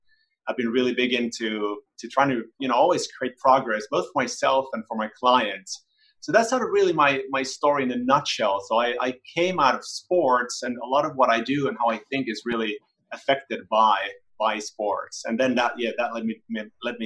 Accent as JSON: {"language": "English", "town": "Helsinki", "region": "Uusimaa", "country": "Finland", "said": "I'm also from Helsinki, Finland"}